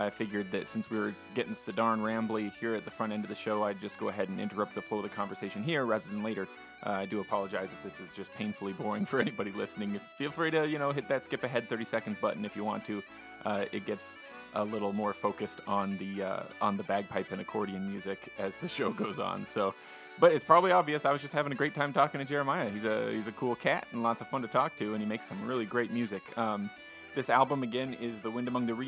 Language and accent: English; Utah, United States; I grew up here in Utah